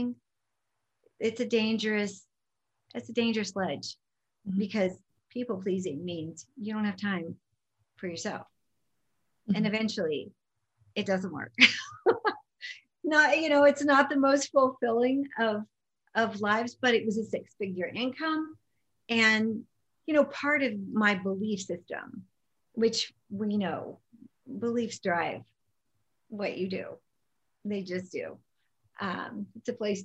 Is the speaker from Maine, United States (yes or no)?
no; Las Vegas, Nevada, United States; also born or lived in California; growing up in Vegas